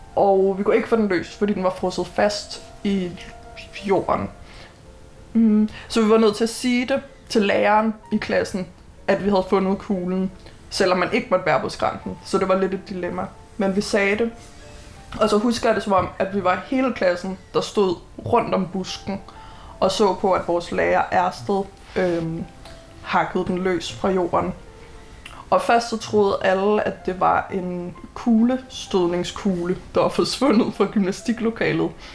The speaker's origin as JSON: {"language": "Danish", "town": "Copenhagen", "region": "Capital Region of Denmark", "country": "Denmark", "tie": "born or raised there", "said": "Bellerhøj skole i 96 eller 97, da jeg gik måske anden klasse"}